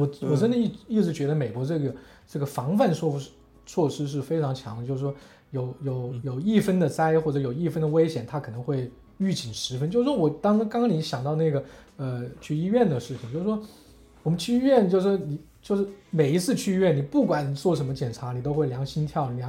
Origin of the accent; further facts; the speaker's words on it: China; 他他现在完全就你作为华人，作为我们中国人，觉得很 make sense 戴口罩